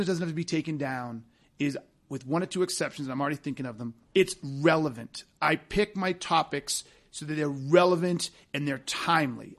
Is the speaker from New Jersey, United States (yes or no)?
no; Massachusetts, United States; moved away as an adult; we grew up in Massachusetts